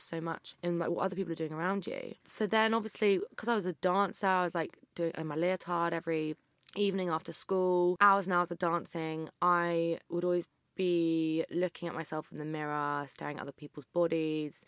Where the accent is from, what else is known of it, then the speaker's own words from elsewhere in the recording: Berkshire, South East England, United Kingdom; I grew up in Berkshire.